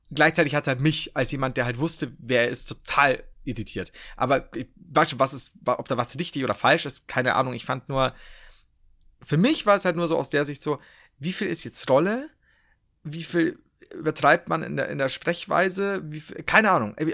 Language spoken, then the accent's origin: German; Bavaria, Germany; Nee, das stimmt, ich bin Franke.